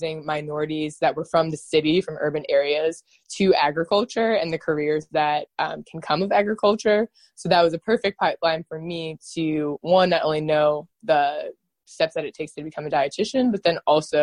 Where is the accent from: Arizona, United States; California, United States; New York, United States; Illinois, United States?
Illinois, United States; Oak Park; moved away; also born or lived in Washington, D.C.; I am originally from Chicago, Illinois, from Oak Park, Illinois, which is right outside Chicago.